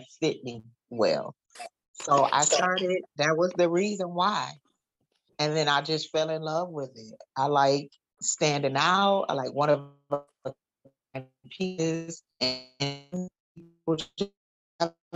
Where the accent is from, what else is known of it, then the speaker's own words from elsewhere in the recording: Detroit, Michigan, United States; I am from Detroit. I'm a native from Detroit, Michigan